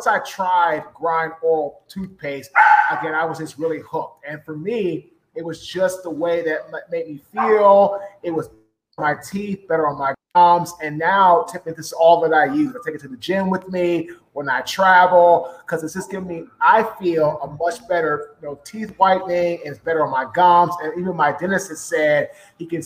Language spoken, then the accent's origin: English; Washington, District of Columbia, United States; I'm from Washington, D.C.